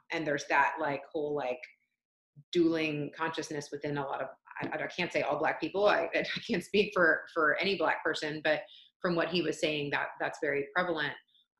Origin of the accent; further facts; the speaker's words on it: Atlanta, Georgia, United States; And I spent my whole life in the South. I grew up in Atlanta since I was 2 months old, but I was raised by Canadians, so I don't have a strong accent.